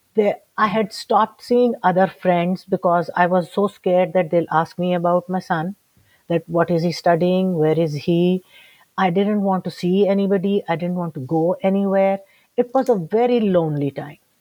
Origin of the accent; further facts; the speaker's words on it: Lahore, Punjab, Pakistan; I'm from Lahore, Pakistan.